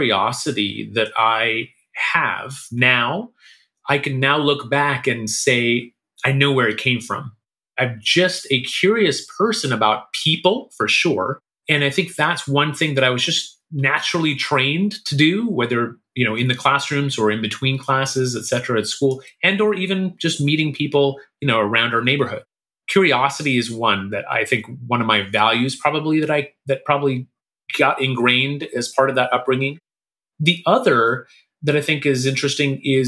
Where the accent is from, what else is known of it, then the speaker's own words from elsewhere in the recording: Kuala Lumpur, Malaysia; moved away; also born or lived in India; I was born in India. And then when I was 3 months old, I moved to Malaysia. My dad, I think, was already there and spent basically all my high school, like through kindergarten through 12, life in Kuala Lumpur, Malaysia